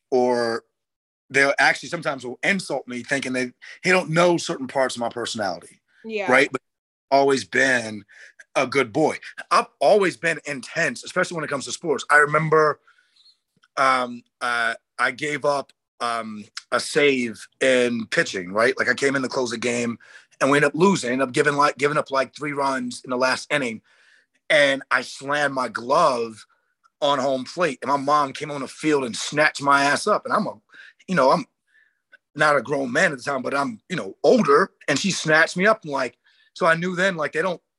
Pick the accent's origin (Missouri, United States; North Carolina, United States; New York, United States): North Carolina, United States; accent: southern; i'm from an itty-bitty small town in north carolina right like i don't have my southern accent anymore but if you hear me talk to my sister you could very you'll very much hear a thick southern accent